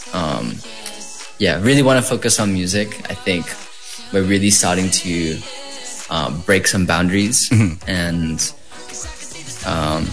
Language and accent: English; Philippines; I am a Filipino artist